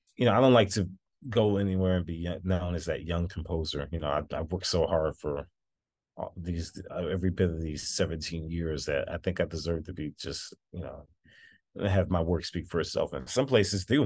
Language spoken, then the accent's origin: English; Dallas, Texas, United States; i worked with the dallas symphony um my what's my hometown orchestra